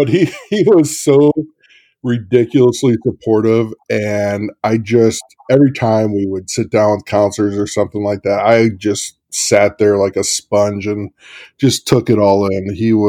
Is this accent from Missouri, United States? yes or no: yes; St. Louis, Missouri, United States; I'm from St. Louis.